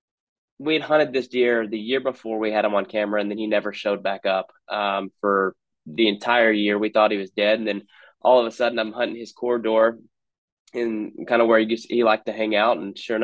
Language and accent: English; Texas, United States; I grew up in Texas